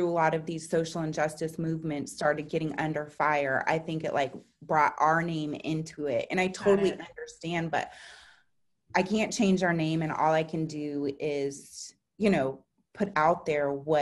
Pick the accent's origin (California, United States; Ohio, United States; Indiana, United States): California, United States; San Francisco; I grew up in San Francisco.